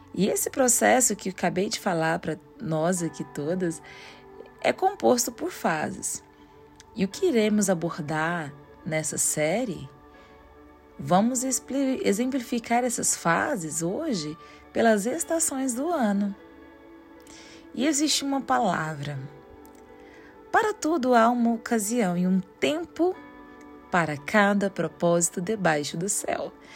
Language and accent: Portuguese; Goiânia, Goiás, Brazil; sou de Goiânia, Goiás